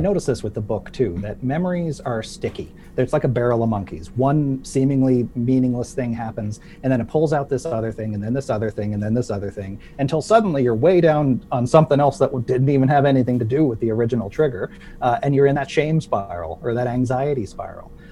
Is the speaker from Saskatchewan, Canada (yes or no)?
no; Sydney, Nova Scotia, Canada; my hometown in Sydney, Nova Scotia.